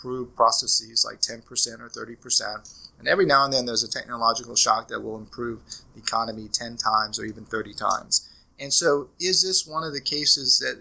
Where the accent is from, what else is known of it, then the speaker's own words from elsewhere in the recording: Norman, Oklahoma, United States; I'm from Norman, Oklahoma